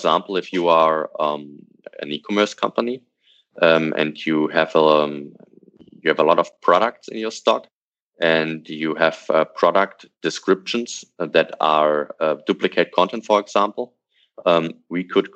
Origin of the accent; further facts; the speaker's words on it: Hanover, Lower Saxony, Germany; from my hometown, from Hanover